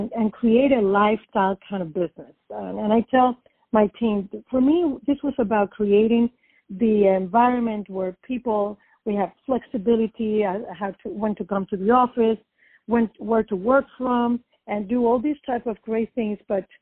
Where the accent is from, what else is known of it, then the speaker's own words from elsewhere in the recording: Puerto Rico; also born or lived in New York; now in Florida, United States; I was born and raised in Puerto Rico